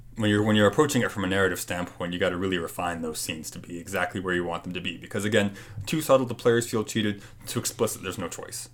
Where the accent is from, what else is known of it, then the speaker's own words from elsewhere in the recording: Canada; I'm Canadian who plays ice hockey